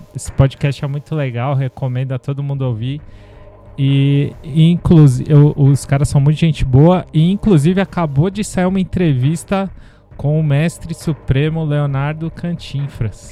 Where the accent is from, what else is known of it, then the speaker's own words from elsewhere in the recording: Santos, São Paulo, Brazil; da minha terra natal, Santos, que não é exatamente minha terra natal, mas é a terra que eu considero minha terra natal